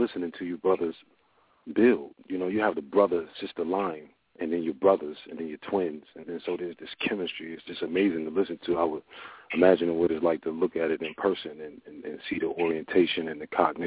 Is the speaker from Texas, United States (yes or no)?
no; Newark, New Jersey, United States; I was, you know, born in Newark, New Jersey. I was brought up in Bradley Court Projects in Newark, New Jersey